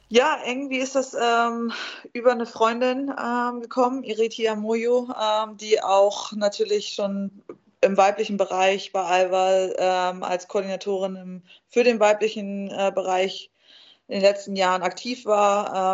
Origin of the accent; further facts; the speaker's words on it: near Munich, Bavaria, Germany; now in Hanover, Germany; Ich, ich komme ja aus der Nähe von München, also darum ist es für mich, äh, wenn ich hier in Hannover jetzt lebe